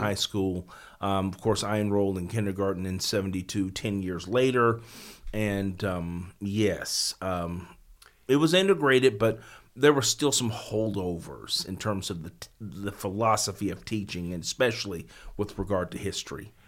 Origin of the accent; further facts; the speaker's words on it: South Fulton, Tennessee, United States; I was born in Fulton, but I was raised in South Fulton